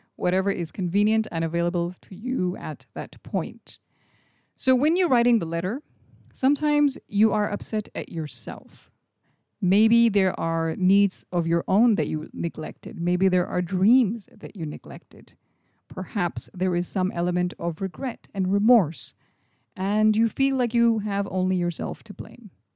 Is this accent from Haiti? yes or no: no; India; When I was a little kid growing up in India in the late eighties or early nineties